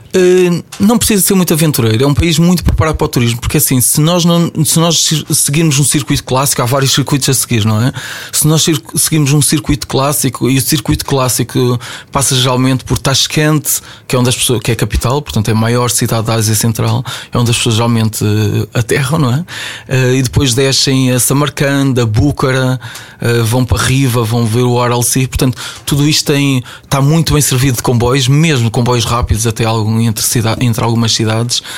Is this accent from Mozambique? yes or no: no; Ovar, Aveiro District, Portugal; me levou de Ovar, de onde eu sou, até Macau.